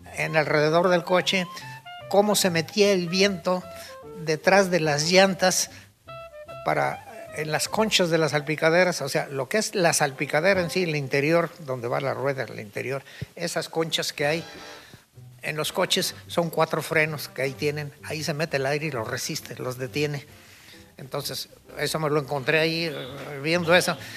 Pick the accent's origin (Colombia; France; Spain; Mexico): Mexico; soy mexicano.